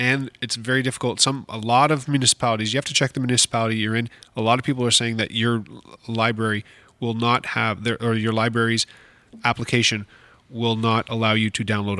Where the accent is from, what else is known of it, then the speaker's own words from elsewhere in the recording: Canada; the only thing that I know as a Canadian